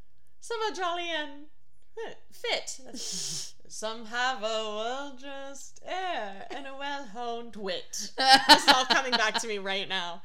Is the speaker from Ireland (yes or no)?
no; Canada; accent: Canadian; Maybe it's my Canadian accent, which is hard to understand.